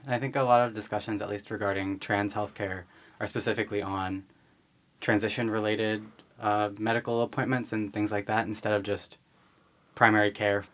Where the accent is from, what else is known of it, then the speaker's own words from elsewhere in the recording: Philadelphia suburbs, Pennsylvania, United States; I grew up in the Philly suburbs.